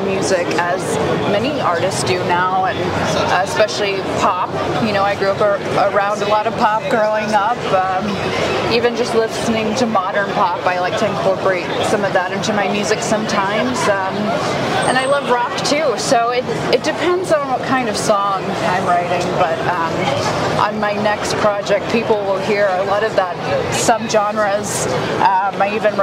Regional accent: Knoxville, Tennessee, United States; moved away as an adult; now in Nashville, United States; growing up in Knoxville

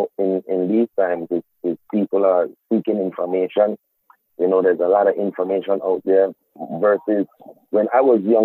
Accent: Charlotte Amalie, U.S. Virgin Islands; growing up in the Virgin Islands

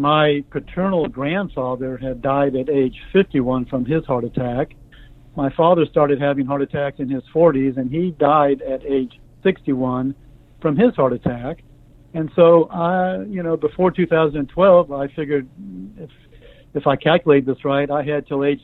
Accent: Omaha, Nebraska, United States; I grew up in Omaha, Nebraska

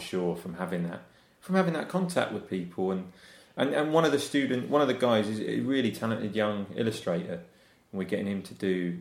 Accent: Wiltshire, South West England, United Kingdom; moved away; also born or lived in Surrey; I grew up in Wiltshire

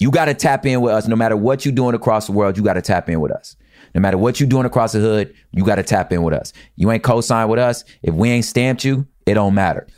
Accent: United States; I'm American.

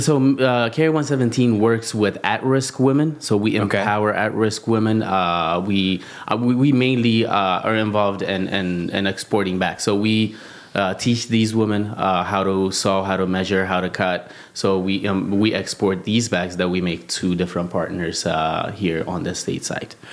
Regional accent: Addis Ababa, Ethiopia; also born or lived in South Africa; I was born and raised in Addis Ababa, Ethiopia, which is the capital of Ethiopia

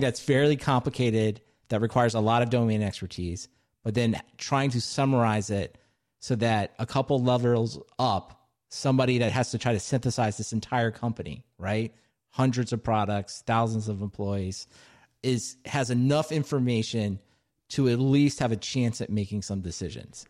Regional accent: Maryland, United States; my home state, Silver Spring, Maryland

